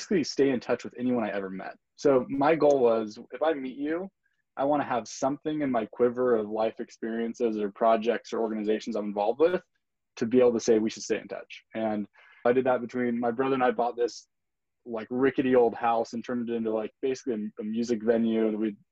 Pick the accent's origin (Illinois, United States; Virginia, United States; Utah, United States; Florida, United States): Utah, United States; also born or lived in Brazil / Brasilia, Brazil; grew up in Utah